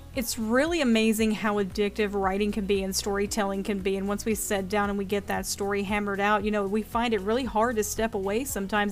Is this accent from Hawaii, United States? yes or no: no; North Carolina, United States; my home state of North Carolina